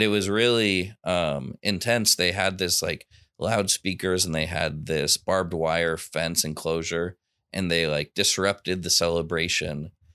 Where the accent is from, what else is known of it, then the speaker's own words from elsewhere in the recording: United States; growing up in America